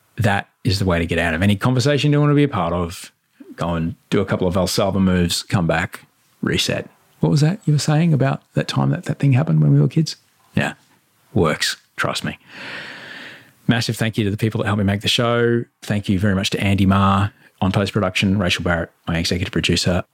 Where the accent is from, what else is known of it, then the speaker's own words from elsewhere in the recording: Queensland, Australia; moved away; I'm in Queensland